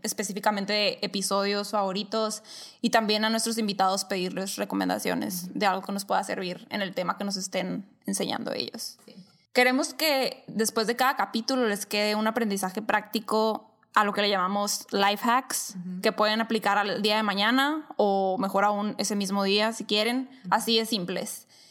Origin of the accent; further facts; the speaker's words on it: Caborca, Sonora, Mexico; moved away as an adult; also born or lived in Hermosillo, Sonora, Mexico; now in Phoenix, United States; nací en Caborca, Sonora